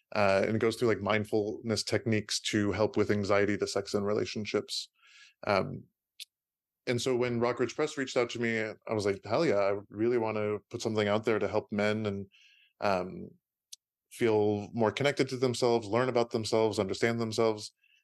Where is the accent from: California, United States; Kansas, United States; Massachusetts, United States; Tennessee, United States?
California, United States; San Francisco; I was born and raised in San Francisco Bay Area. And both of my parents immigrated from out of the country. My dad immigrated from Iran and my mom immigrated from Austria.